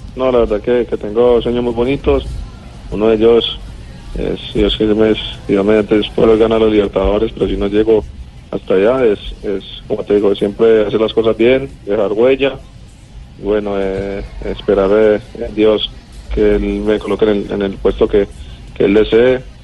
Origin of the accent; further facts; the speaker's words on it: Colombia; now in Argentina; como todo colombiano